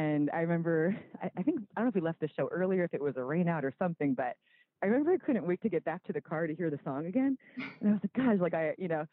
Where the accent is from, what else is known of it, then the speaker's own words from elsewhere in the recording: East Coast, United States; also born or lived in New York; I'm from the East Coast originally